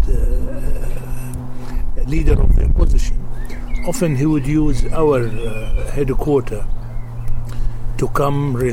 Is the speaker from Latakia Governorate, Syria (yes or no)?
yes; Latakia, Latakia Governorate, Syria; just on the outskirts of my hometown, Latakia.